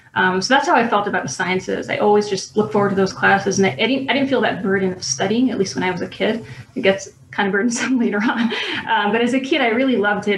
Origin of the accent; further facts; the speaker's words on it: New York City, New York, United States; I grew up in Brooklyn, New York um, in the neighborhood of Borough Park